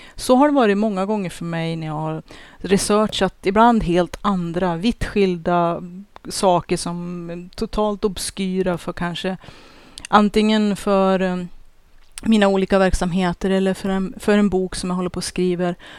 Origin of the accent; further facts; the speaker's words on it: Sweden; vi svenskar